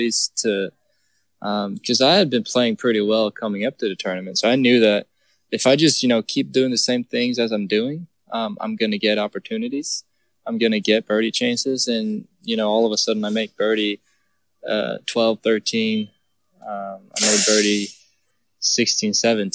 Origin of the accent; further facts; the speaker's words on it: Eslöv, Skåne, Sweden; moved away as an adult; now in Texas, United States; I grew up in Sweden where, you know, we don't get good weather all the time